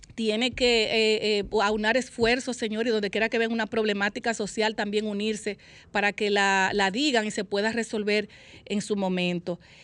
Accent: Dominican Republic; nosotros los dominicanos

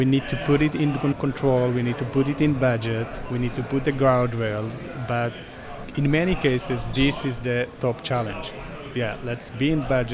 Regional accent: Tel Aviv, Tel Aviv District, Israel; I'm from Tel Aviv, Israel

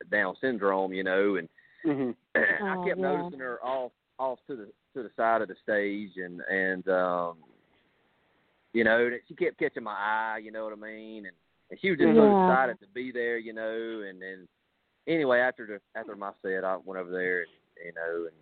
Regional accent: Georgia, United States; I'm from Georgia

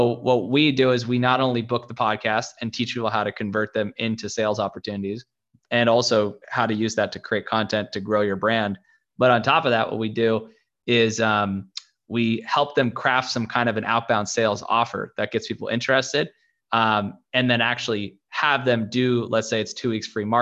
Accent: Seattle, Washington, United States; moved away as an adult; now in Los Angeles, United States; I was born and raised in Seattle

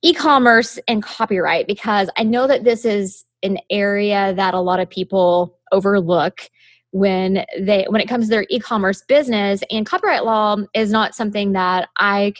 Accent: Kentucky, United States; I was from Kentucky

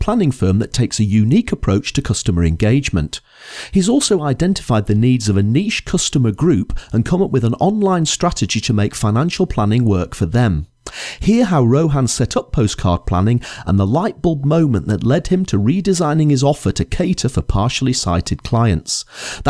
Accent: Lancashire, North West England, United Kingdom; moved away as an adult; also born or lived in Leeds; now in Scotland, United Kingdom; I originally come from Lancashire, even though I live in Scotland

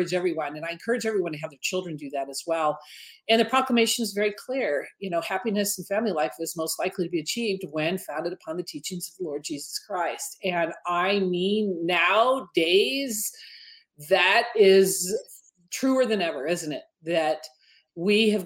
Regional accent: Detroit, Michigan, United States; moved away as an adult; also born or lived in Southern California; I grew up in Detroit, okay? I raised my kids in Southern California

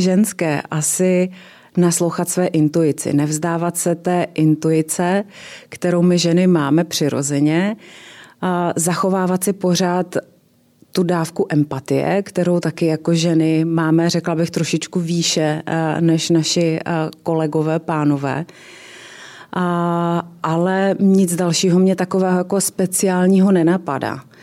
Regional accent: Ostrava, Moravian-Silesian Region, Czechia; jsem ze severní Moravy, že jsem z Ostravy a tam se prostě věci říkají na rovinu

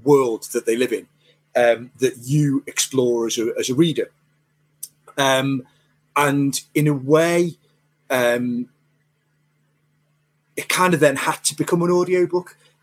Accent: Merseyside, North West England, United Kingdom; I hail from Merseyside

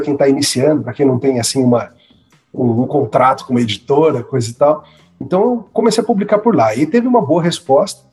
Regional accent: Brasília, Federal District, Brazil; also born or lived in São Paulo; originalmente de São Paulo, mas eu já, eu já, cresci em Brasília, nem lembro de outra coisa

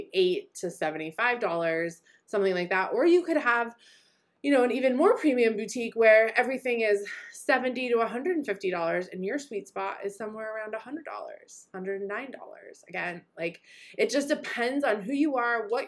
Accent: Boston, Massachusetts, United States; moved away; also born or lived in New York City; I am born and bred in Boston and lived in New York City for a long time

